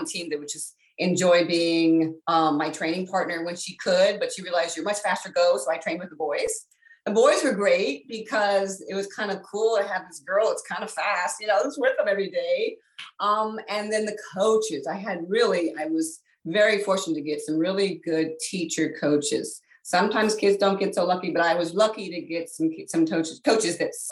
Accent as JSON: {"language": "English", "region": "Northern Virginia", "country": "United States", "tie": "born or raised there", "said": "I was born and raised in Virginia, in Northern Virginia."}